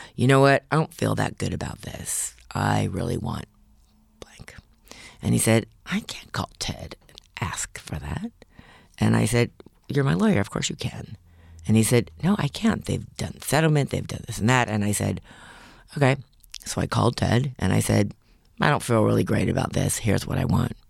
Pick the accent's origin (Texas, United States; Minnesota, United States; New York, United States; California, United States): California, United States; Los Angeles; I grew up in Los Angeles